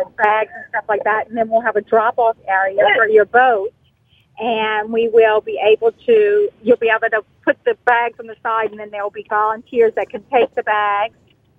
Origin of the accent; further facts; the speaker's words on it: Thibodaux, Louisiana, United States; moved away as an adult; also born or lived in Alabama; I was born and raised in Thibodaux